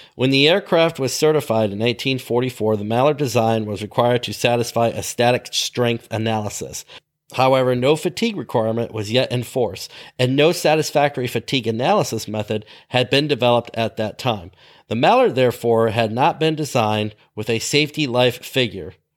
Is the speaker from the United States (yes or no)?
yes; Ludington, Michigan, United States; My hometown airport, not the one I worked at, but my hometown airport in Ludington, Michigan